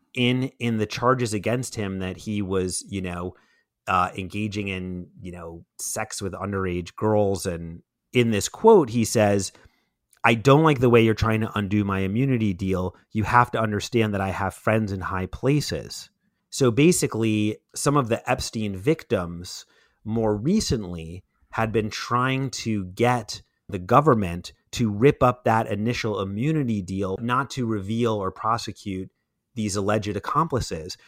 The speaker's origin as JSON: {"language": "English", "town": "New York City", "region": "New York", "country": "United States", "tie": "born or raised there", "said": "growing up in Brooklyn"}